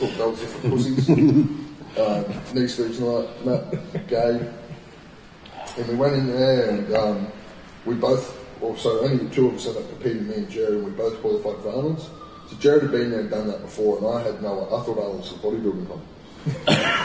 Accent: Port Macquarie, New South Wales, Australia; moved away as an adult; now in Brisbane, Australia; my hometown, Port Macquarie.

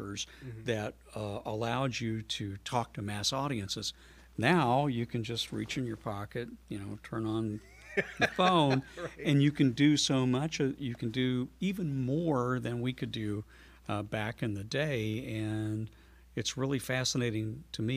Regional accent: Metropolis, Illinois, United States; I started out as a DJ in my hometown of Metropolis

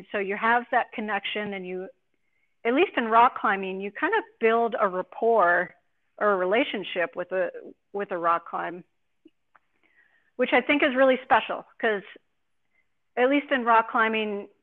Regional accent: Wisconsin, United States; moved away as an adult; also born or lived in Jackson; now in Bozeman, United States; I grew up skiing in Wisconsin on a landfill

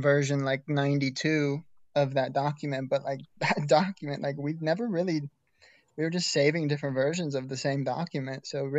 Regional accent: Colorado, United States; moved away as an adult; also born or lived in Oregon; now in Beaverton, United States; I was born and raised in Colorado.

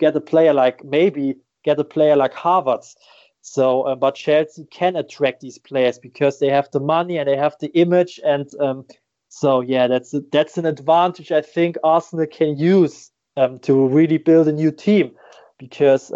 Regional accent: Germany; I just started at my hometown club

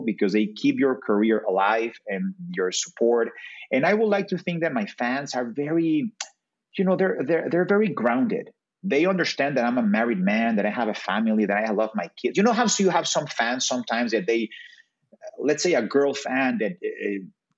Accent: Mexico City, Mexico; also born or lived in Brazil; I'm from Mexico City, so of course those are my peeps

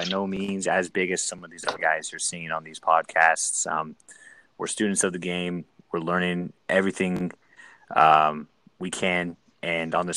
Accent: San Diego, California, United States; moved away; also born or lived in San Francisco Bay Area / San Luis Obispo; I grew up in San Diego.

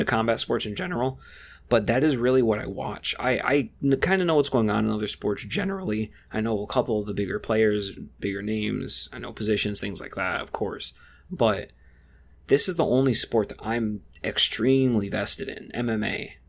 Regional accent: Lorain, Ohio, United States; I'm from Lorain, Ohio

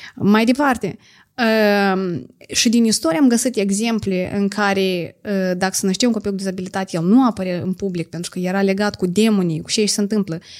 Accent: a village in Edineț District, Moldova; sat Păzăbriceni, raionul Iedineț

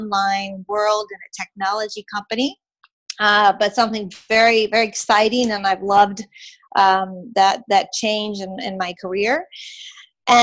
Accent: Baton Rouge, Louisiana, United States; moved away as an adult; also born or lived in Minnesota / Washington, D.C. / Buenos Aires, Argentina; I am from Baton Rouge, Louisiana, and I grew up between Minnesota and Louisiana

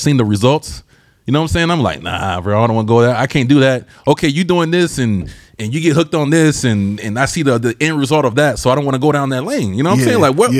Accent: Albany, Georgia, United States; now in San Diego, United States; I'm from Georgia.

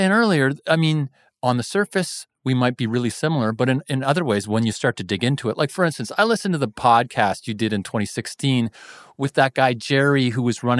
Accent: Kitchener, Ontario, Canada; also born or lived in Toronto; the people I grew up around in Kitchener and Toronto

